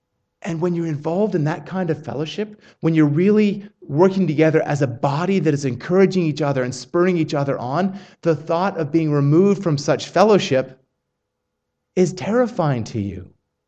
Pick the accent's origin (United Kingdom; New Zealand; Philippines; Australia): Australia; accent: Australian; I did not realize that my Australian accent had become that strong.